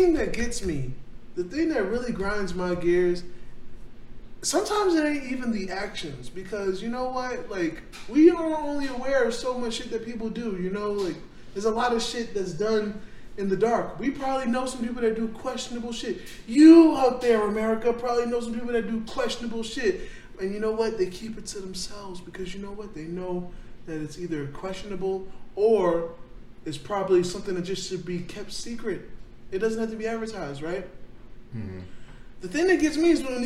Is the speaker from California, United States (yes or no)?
no; Florida, United States; also born or lived in New York; I was born in New York, Kev. Like, I was born in New York and raised in Florida.